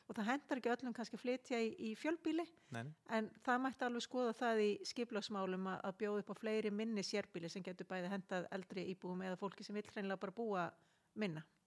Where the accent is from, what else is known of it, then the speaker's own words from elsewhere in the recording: Kópavogur, Capital Region, Iceland; also born or lived in Selfoss / Australia; now in Garðabær, Iceland; ég er alveg upp í Kópavóinum, bjón okkur ára og selfósi sem barn